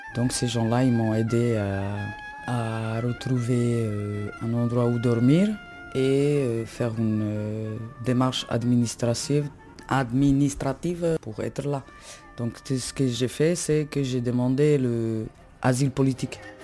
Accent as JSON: {"language": "French", "country": "Slovakia", "moved": "as an adult", "lives_now": "France", "said": "je viens de Slovaquie et je suis tzigane, tzigane Calderage."}